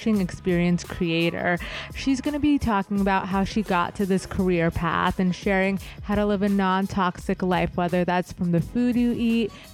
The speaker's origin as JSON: {"language": "English", "town": "Los Angeles", "region": "California", "country": "United States", "tie": "born or raised there", "said": "I'm an LA native"}